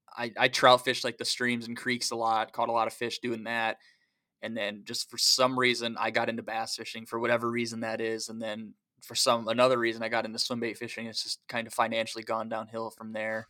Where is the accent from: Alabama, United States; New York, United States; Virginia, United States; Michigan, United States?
Michigan, United States; Tippy Dam, Manistee River; I grew up at Tippy Dam